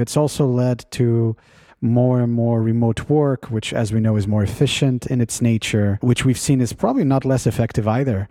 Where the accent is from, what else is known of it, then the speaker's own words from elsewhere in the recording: Portugal; now in California, United States; my home country of Portugal